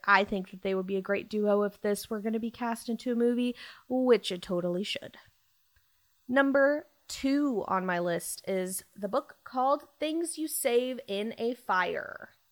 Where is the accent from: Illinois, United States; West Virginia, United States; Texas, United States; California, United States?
Texas, United States; Dallas; I am from Dallas